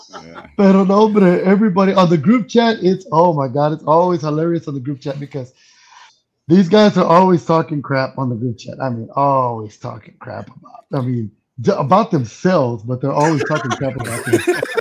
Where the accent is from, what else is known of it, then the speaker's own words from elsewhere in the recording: San Juan, Texas, United States; I am from Texas. Y luego actually from San Juan, Texas, sorry.